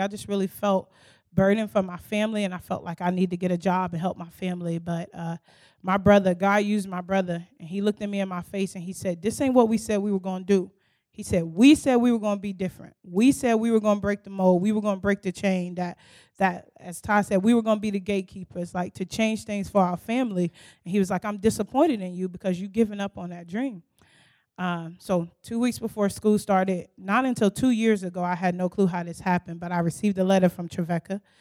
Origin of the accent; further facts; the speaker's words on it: Newark, New Jersey, United States; now in Knoxville, United States; I'm originally from Newark, New Jersey